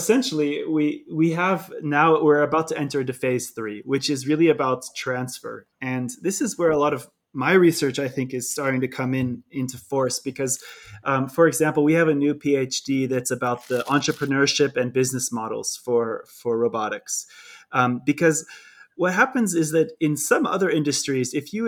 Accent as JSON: {"language": "English", "region": "California", "country": "United States", "accent": "California", "moved": "yes", "said": "I struggle between my California accent and my speaking in a German speaking country"}